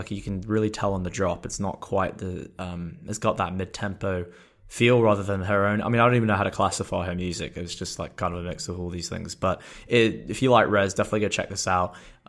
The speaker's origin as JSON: {"language": "English", "region": "England", "country": "United Kingdom", "said": "or I'll say, because I'm English, mum rather than mom."}